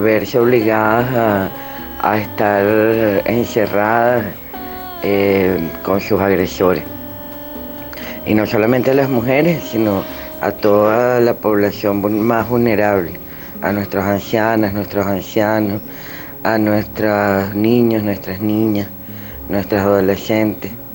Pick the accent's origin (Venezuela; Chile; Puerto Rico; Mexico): Venezuela